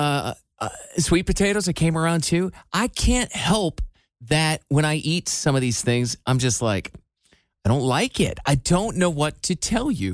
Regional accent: Iowa, United States; I grew up in Iowa where the word was basic

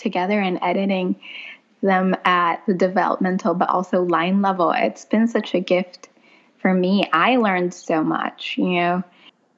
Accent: Philippines; also born or lived in New York City; now in South Carolina, United States; I grew up in the Philippines, impoverished, living in a house that was abandoned

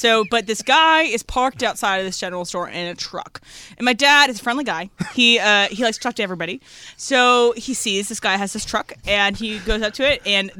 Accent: Spotsylvania, Virginia, United States; moved away; I grew up in Spotsylvania, Virginia, which is in Fredericksburg.

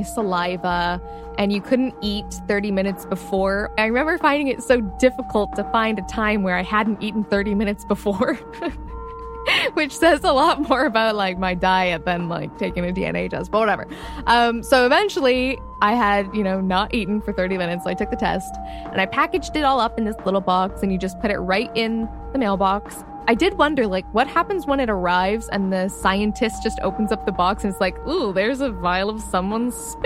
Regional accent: Toronto, Ontario, Canada; I'm from Toronto.

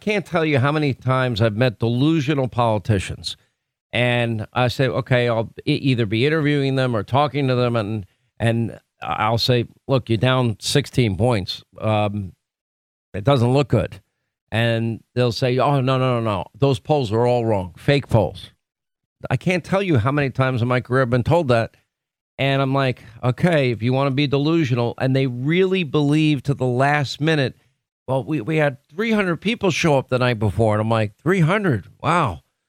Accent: Florida, United States; It's in Land O'Lakes, Florida, my home state.

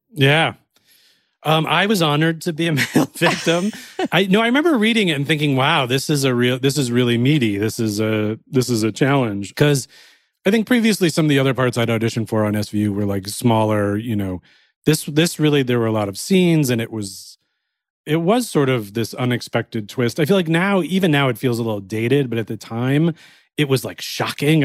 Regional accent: Cleveland, Ohio, United States; I grew up in Cleveland, Ohio, and I really wanted to move to New York

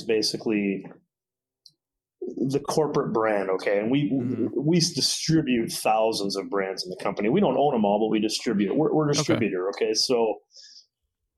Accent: Janesville, Wisconsin, United States; born and raised in Janesville my whole life

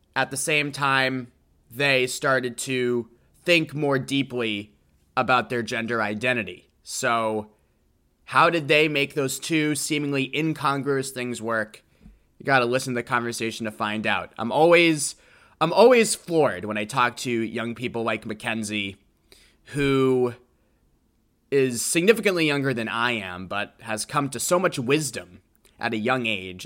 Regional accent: Natick, Massachusetts, United States; I'm from Doug Fluty's hometown

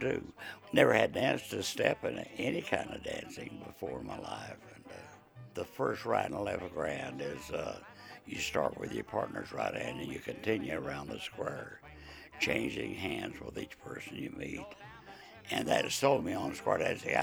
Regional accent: Abilene, Texas, United States; now in Arizona, United States; I'm from Abilene, Texas

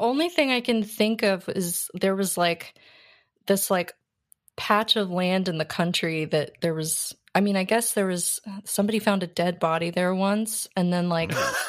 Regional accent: Tyler, Texas, United States; I grew up in Tyler, Texas. There were definitely like a lot of like Christian camps and Young Life like camps.

